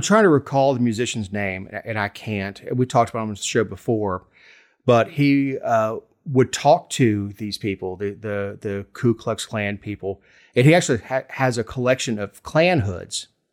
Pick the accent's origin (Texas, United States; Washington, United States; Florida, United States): Florida, United States; South; moved away; I grew up in South Florida with a bunch of New Yorkers, so I grew up eating Reuben's